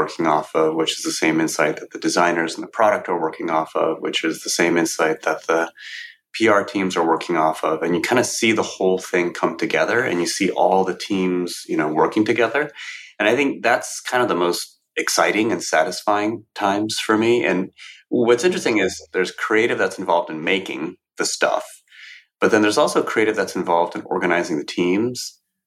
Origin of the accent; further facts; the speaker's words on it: Cupertino, California, United States; I grew up in Cupertino, San Jose. It's a small suburb in California near the Bay Area